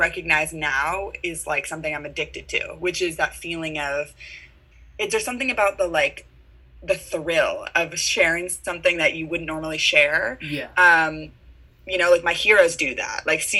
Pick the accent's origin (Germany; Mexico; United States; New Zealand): United States; San Francisco, California; I'm from San Francisco, and I knew I wanted to like be a professional singer.